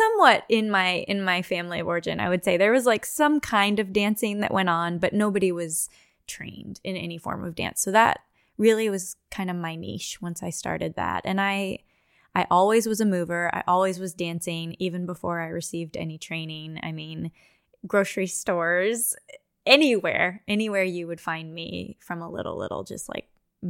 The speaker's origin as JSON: {"language": "English", "region": "California", "country": "United States", "moved": "as an adult", "lives_now": "Houston, United States", "said": "So I moved here to dance with Houston Ballet. I'm from California. It was never on my radar to come and set up shop in Texas and be here for over 20 years."}